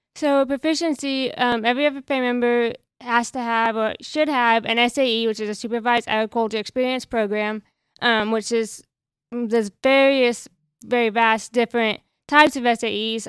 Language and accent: English; Lomega, Oklahoma, United States; I'm from Omega F F A, um, small town, you know, over there by Cambridgeshire, not a very big school.